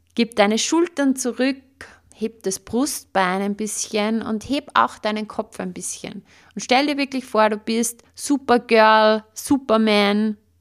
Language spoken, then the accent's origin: German; Upper Austria, Austria; bei uns in Oberösterreich sagt man Watschen